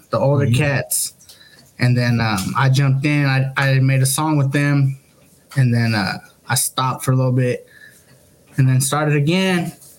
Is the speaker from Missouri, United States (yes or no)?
no; Gilroy, California, United States; also born or lived in Merced; I grew up in the Gilroy